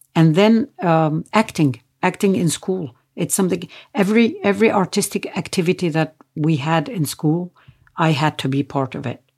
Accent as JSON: {"language": "English", "town": "Nazareth", "region": "Northern District", "country": "Israel", "tie": "born or raised there", "said": "I was born in Nazareth"}